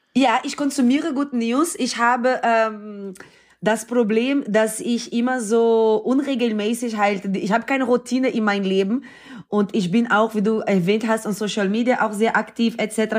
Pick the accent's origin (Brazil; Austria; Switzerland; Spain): Brazil; Recife, Pernambuco; German is a second language; now in Germany; Ich bin in Brasilien geboren und aufgewachsen